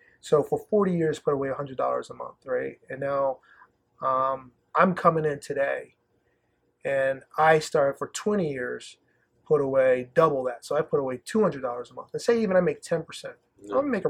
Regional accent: the South, United States; I'm originally from the South, so I always call myself, I kind of see myself as, you know, I just kind of see myself as just Southern hospitality.

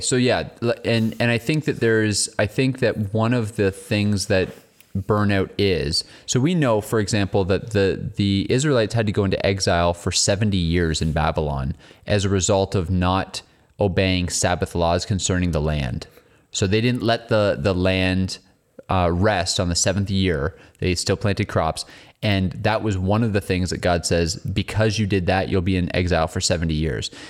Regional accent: England, United Kingdom; I'm an English guy

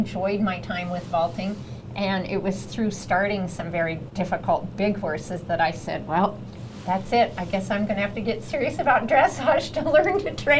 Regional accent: Colorado, United States; Growing up in Colorado, of course, a lot of Western influence.

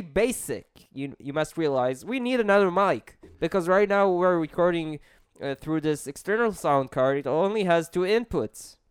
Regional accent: Israel; I'm an Israeli.

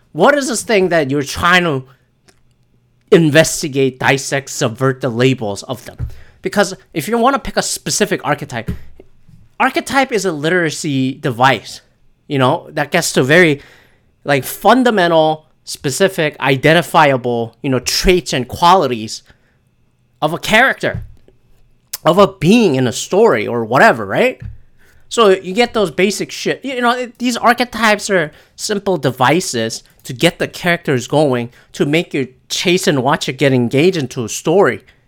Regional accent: Canada; as a Canadian

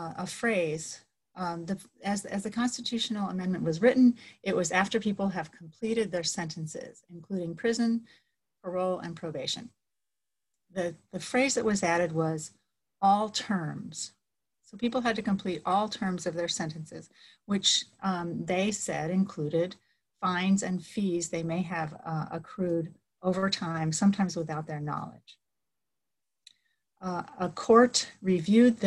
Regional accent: Florida, United States; now in Massachusetts, United States; I'm from Florida

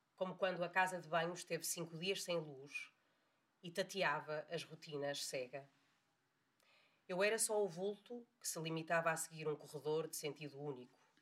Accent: Porto, Norte, Portugal; eu sou do Porto

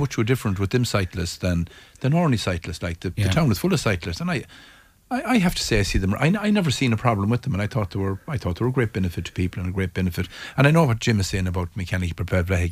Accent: Knockmore, Connacht, Ireland; I'm involved with my team at home in Knockmore.

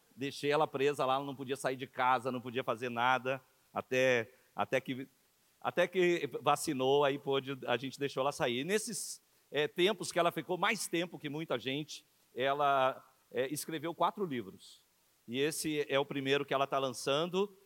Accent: Brazil; Nós que somos aqui do Brasil

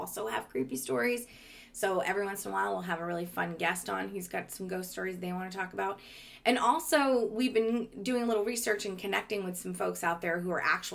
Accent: Winthrop, Maine, United States; moved away; also born or lived in Belmont, Massachusetts; the town I grew up in Winthrop, Maine, which is a tiny little town

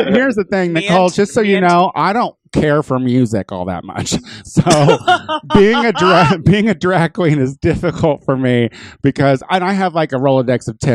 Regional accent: Illinois, United States; I'm from Illinois

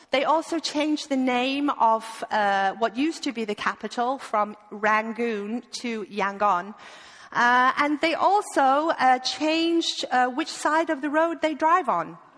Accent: East Midlands, United Kingdom; I'm originally from the UK, from Lincolnshire, uh, but you would never know that. So please forgive my accent. Uh, I have lived with a Dane for the last 20 years, so I am completely ruined.

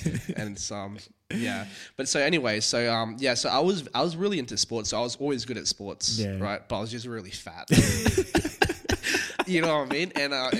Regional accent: Singapore; You know, especially growing up in Singapore as well, where education is very, very is a top priority.

